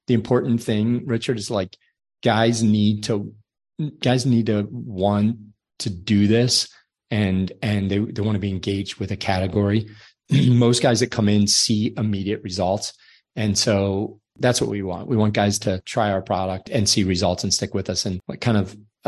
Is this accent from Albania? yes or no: no; Ireland; I'm from Ireland, so my skin is very fair